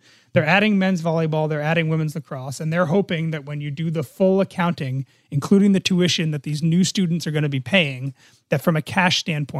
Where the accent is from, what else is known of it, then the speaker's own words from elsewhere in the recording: New Jersey, United States; My home state.